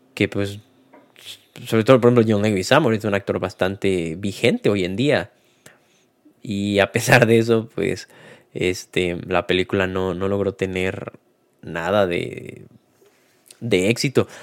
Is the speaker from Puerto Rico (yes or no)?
no; Mexico; nosotros como mexicanos o hispanohablantes